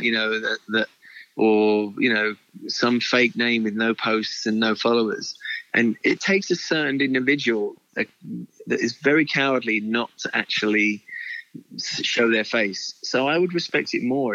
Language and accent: English; United Kingdom; I'm, as a British man